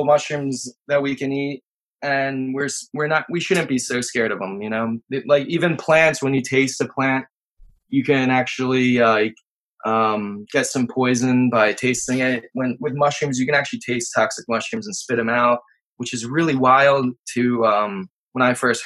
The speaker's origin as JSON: {"language": "English", "town": "Kennett Square", "region": "Pennsylvania", "country": "United States", "tie": "born or raised there", "also_born_or_lived": "Turkey", "said": "I grew up right next to Kennett Square"}